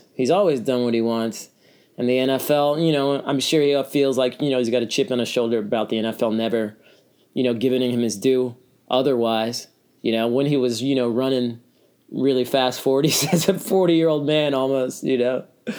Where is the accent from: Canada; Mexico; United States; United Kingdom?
United States; Texas; we're from Texas